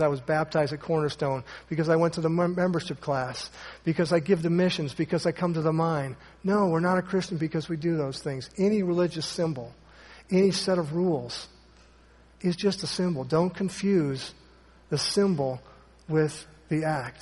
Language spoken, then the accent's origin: English; Ohio, United States; moved away; Jeff back there, he and I went to a great church growing up in Ohio.